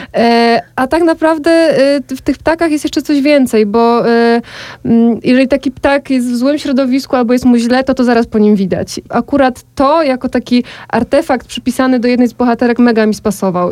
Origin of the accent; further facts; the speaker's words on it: Podkarpacie, Subcarpathian Voivodeship, Poland; now in Kraków, Poland; ja sama pochodzę ze wsi, bardzo małej wsi na Podkarpaciu